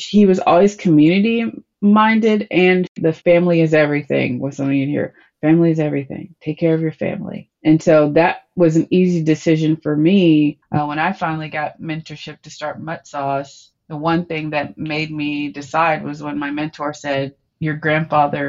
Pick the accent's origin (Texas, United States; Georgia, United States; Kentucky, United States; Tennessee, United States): Tennessee, United States; Cookeville; By the time I grew up in Cookeville, Tennessee